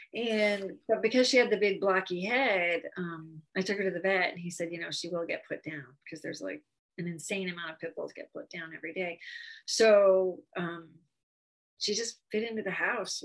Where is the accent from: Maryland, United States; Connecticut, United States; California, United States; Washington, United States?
Connecticut, United States; moved away as an adult; now in Phoenix, United States; I've been in Phoenix um, for almost 30 years, but I grew up in Connecticut